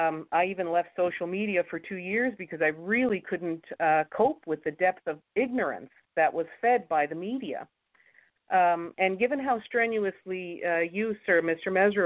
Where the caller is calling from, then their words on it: Canada; I'm calling from Canada.